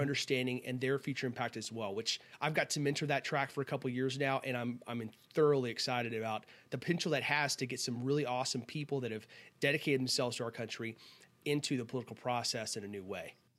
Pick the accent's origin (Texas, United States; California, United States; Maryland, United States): Texas, United States; being a Texan